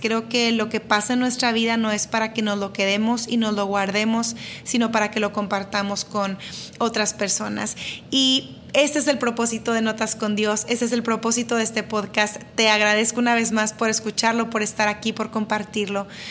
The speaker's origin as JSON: {"language": "Spanish", "town": "Monterrey", "region": "Nuevo León", "country": "Mexico", "said": "soy de Monterrey"}